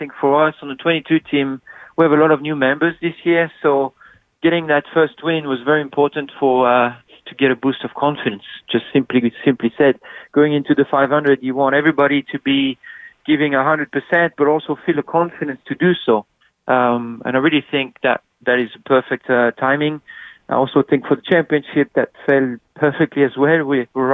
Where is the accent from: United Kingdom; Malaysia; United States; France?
France; Midwest of France; moved away; it's where I'm from in France, Midwest of France.